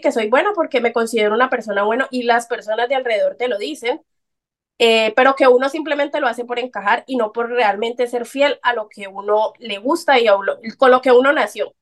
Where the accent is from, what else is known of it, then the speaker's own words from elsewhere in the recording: Colombia; soy colombiana, a mucha honra